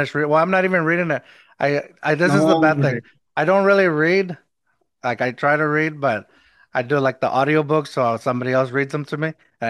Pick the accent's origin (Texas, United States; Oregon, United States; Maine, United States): Texas, United States; Eagle Pass; now in San Antonio, United States